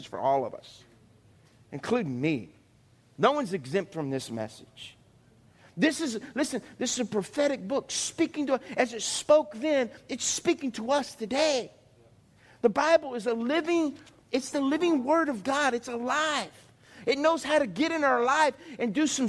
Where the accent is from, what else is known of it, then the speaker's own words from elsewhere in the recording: South Louisiana, United States; I grew up in South Louisiana